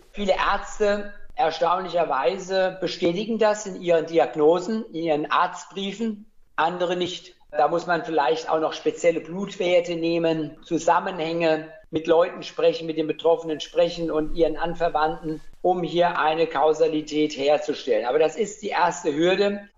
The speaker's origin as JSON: {"language": "German", "town": "Weilburg", "region": "Hesse", "country": "Germany", "tie": "born or raised there", "also_born_or_lived": "Gießen / Rödermark / Mainz / Niedernhausen", "lives_now": "Wiesbaden, Germany", "said": "Geboren bin ich in Weilburg, wenn man so will, und mit meinen Eltern dann später Richtung Rödermark gezogen"}